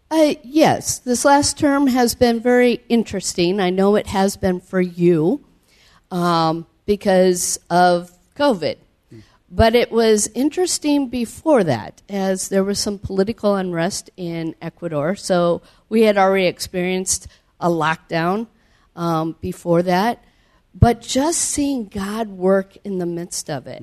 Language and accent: English; Cedar Falls, Iowa, United States; moved away as an adult; also born or lived in South America; I grew up in Cedar Falls, Iowa